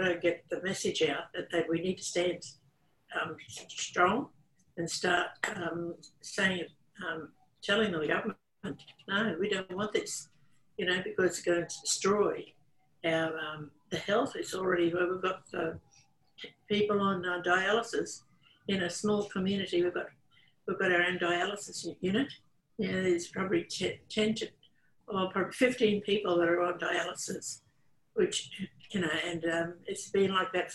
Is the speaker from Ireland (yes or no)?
no; Gladstone, Queensland, Australia; now in Woorabinda, Australia; where I am living at the moment, I'm from Gladstone, but in Warrabindo